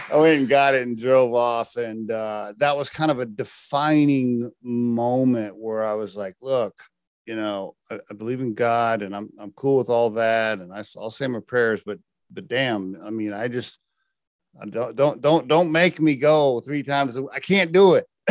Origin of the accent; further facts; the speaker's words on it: Oklahoma, United States; I grew up in Oklahoma